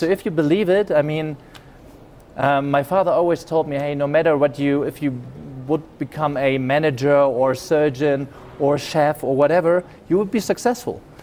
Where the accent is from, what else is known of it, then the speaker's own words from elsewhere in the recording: Germany; accent: German; English is a second language; I was born in Germany. Maybe you get the accent. I have a German accent.